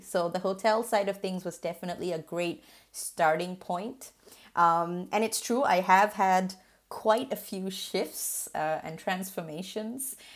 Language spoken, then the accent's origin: English; Singapore; moved away; I was born and raised in Singapore to migrant parents